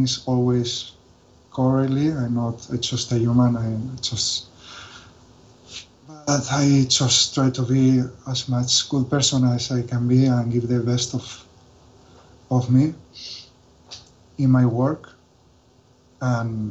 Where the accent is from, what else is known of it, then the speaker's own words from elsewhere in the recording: Valencia, Valencian Community, Spain; English is a second language; I'm from Valencia